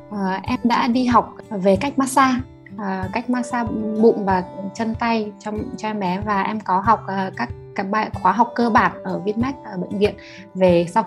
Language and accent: Vietnamese; Ukraine; Vietnamese is a second language; now in Hanoi, Vietnam; và sinh ra và lớn lên ở Ukraine. Hiện đang sống ở Hà Nội cùng với uh, ba mẹ chồng